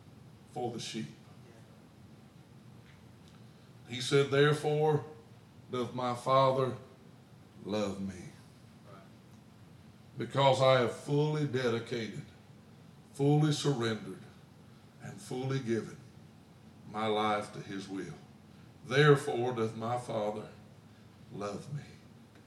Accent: Alabama, United States; I grew up in Alabama

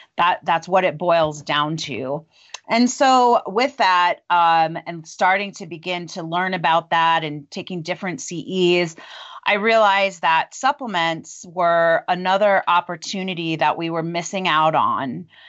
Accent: Long Island, New York, United States; moved away as an adult; also born or lived in Memphis, Tennessee; now in Longmont, United States; I grew up in Long Island, New York, and went to pharmacy school there

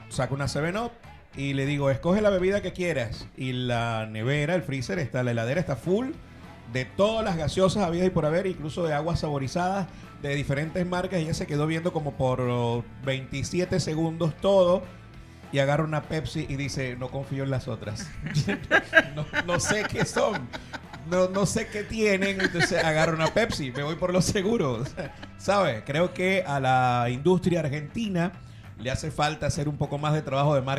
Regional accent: Venezuela; moved away; para nosotros verdura en Venezuela es todo lo que sea hortaliza.

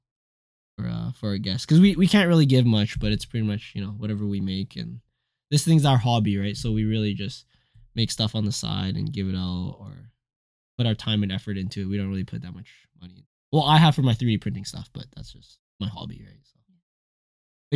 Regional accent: Alberta, Canada; growing up in Alberta, it was, like, very typical to have a friend in the acreage

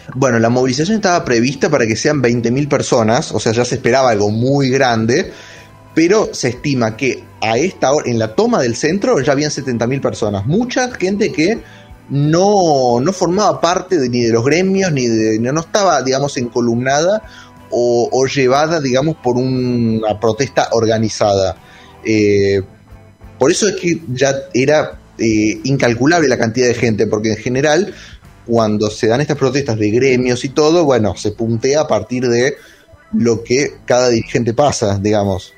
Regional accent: Villa Carlos Paz, Córdoba, Argentina; Sí, yo soy de Carlos Paz igual.

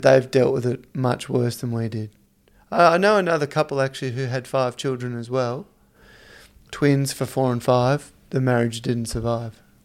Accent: Victoria, Australia; moved away; also born or lived in Dubai; I grew up in Victoria

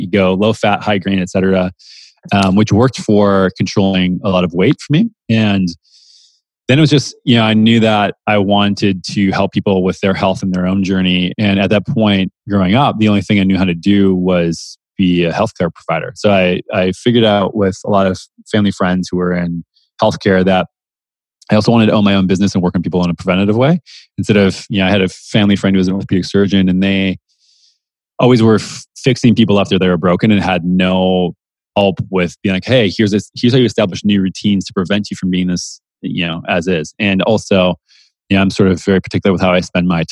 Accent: Minnesota, United States; also born or lived in San Francisco; now in Austin, United States; I grew up in the Midwest in Minnesota

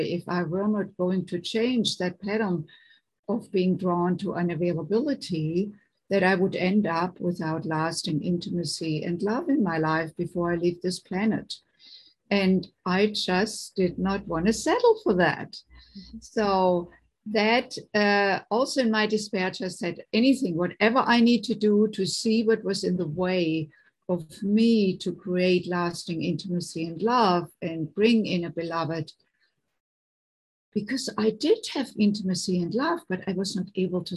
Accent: Germany; moved away as an adult; now in United States; I grew up in Germany, and I came in my late 20s to the United States

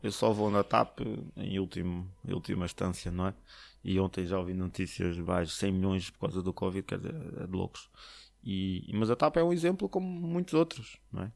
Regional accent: Portugal; moved away as an adult; also born or lived in Slovakia / Poland / China / Canada; eu sou português

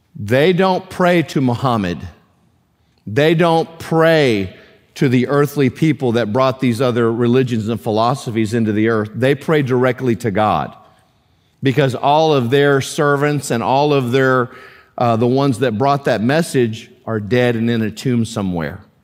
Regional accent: United States; as a, as a American Christian

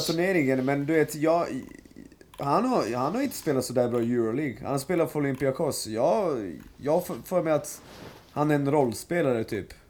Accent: Serbia; jag är serb

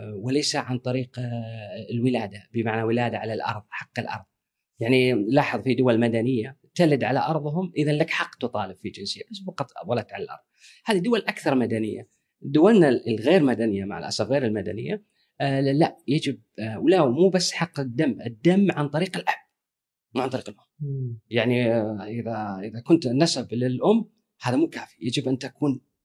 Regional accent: Kuwait; انا ككويتي

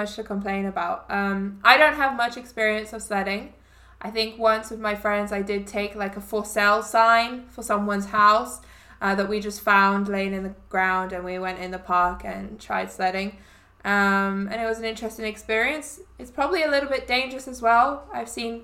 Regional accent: England, United Kingdom; moved away as an adult; now in Canada; I'm from England

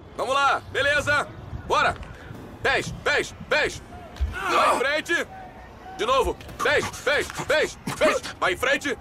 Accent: Youngstown, Ohio, United States; é onde eu cresci

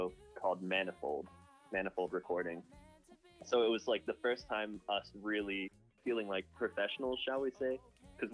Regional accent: Raleigh, North Carolina, United States; I'm from Raleigh, North Carolina

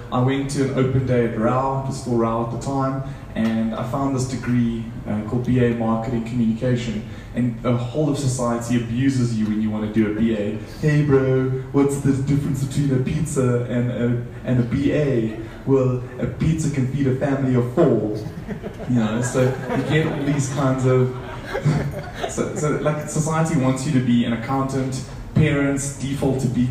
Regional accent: South Africa; this South African dude with an accent.

